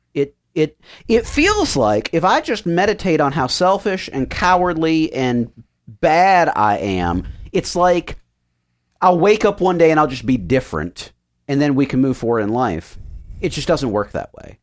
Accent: United States; I am American

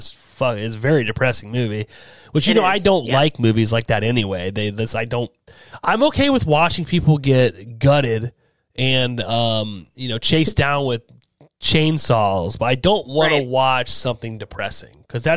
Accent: United States; I'm stupid American. I can't help it.

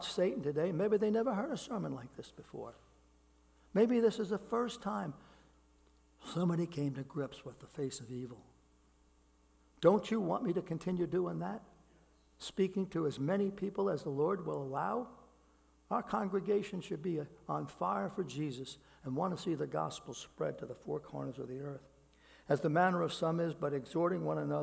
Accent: New York City, New York, United States; I grew up in Brooklyn. I grew up in neighborhoods that were filled with people in poverty

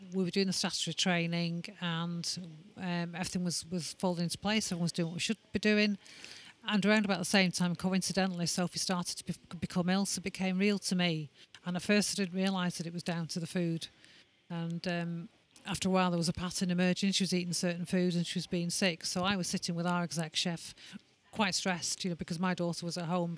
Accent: Manchester, North West England, United Kingdom; we're from Manchester.

